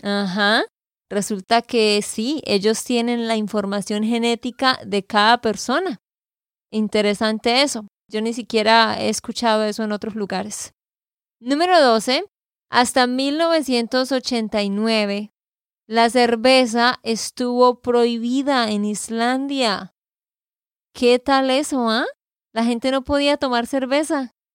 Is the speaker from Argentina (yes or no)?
no; Santander, Colombia; de Santander, Colombia